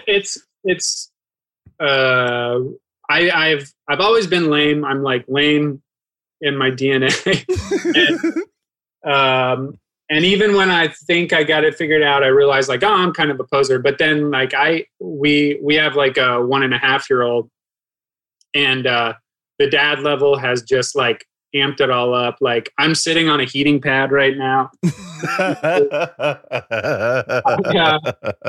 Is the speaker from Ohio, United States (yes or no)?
yes; Ohio, United States; I'm from Ohio. Like I literally had neighbors with farms